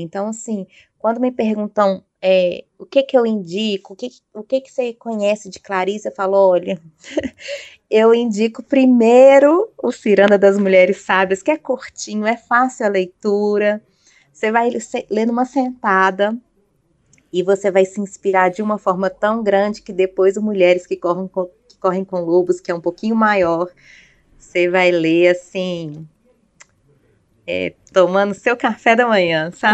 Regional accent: Belo Horizonte, Minas Gerais, Brazil; moved away; Belo Horizonte, que é a minha cidade natal

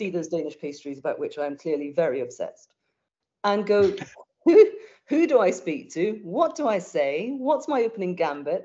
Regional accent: United Kingdom; We're terribly British

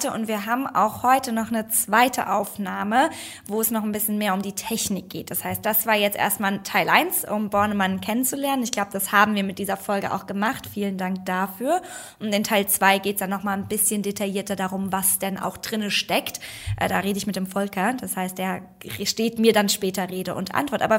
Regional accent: Frankfurt, Hesse, Germany; Ich komme nämlich mehr aus dem Süden. Ich komme aus Frankfurt. Äh, da haben wir andere Traditionen.

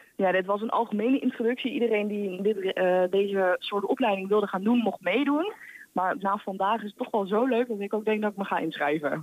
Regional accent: Arnhem, Gelderland, Netherlands; moved away as an adult; also born or lived in Maastricht; now in Enschede, Netherlands; Ik kom uit Arnhem

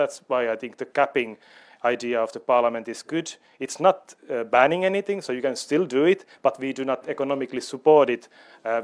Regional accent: Finland; I come from Finland

